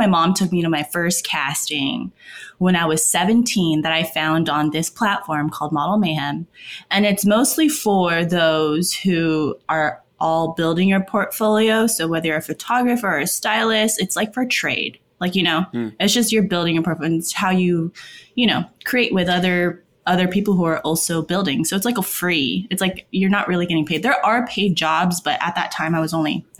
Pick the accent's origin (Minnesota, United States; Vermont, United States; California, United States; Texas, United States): California, United States; West Covina; I'm from West Covina in California.